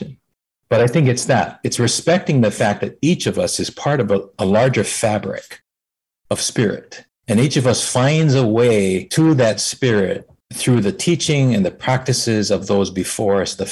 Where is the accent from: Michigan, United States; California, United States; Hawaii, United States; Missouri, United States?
Hawaii, United States; born or raised there